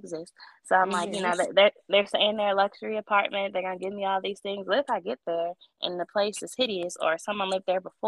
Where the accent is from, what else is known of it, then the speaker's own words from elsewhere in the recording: Chicago, Illinois, United States; moved away as an adult; also born or lived in Louisville; now in Charlotte, United States; I'm originally from Chicago